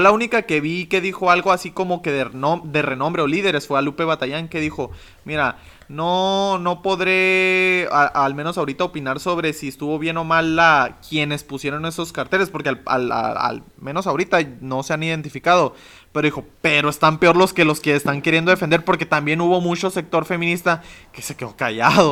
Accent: Mexico; nosotros somos mexicanos

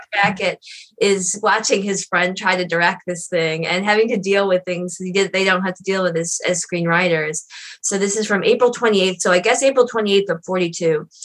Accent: outside of Detroit, Michigan, United States; we had a revival theater at that time near where I grew up outside of Detroit

